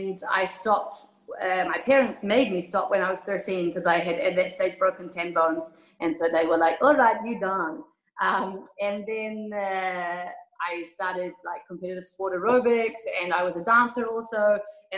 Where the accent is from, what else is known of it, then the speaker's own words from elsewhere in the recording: New Zealand; moved away as an adult; also born or lived in Kuwait; now in Abu Dhabi, United Arab Emirates; I'm from New Zealand. I've been living in the Middle East for 12 years, 1 year in Kuwait, and then 11 years in Abu Dhabi